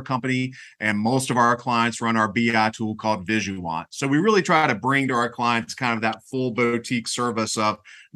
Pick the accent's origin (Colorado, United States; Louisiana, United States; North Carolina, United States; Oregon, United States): North Carolina, United States; I grew up in North Carolina, and I actually went to school here